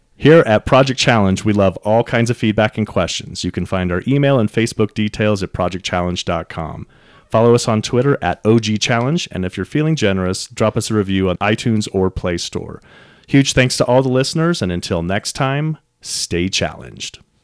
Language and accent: English; Los Angeles, California, United States; Los Angeles, which I actually call my hometown